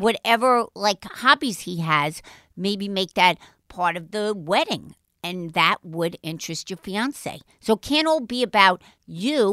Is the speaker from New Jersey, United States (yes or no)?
no; New York City, New York, United States; accent: Brooklynite; I do sound like a Brooklynite. I was born in Jamaica Heights